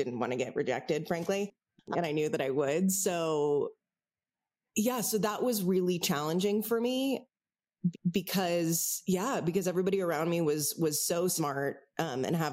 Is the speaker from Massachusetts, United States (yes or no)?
no; San Francisco, California, United States; I grew up in San Francisco.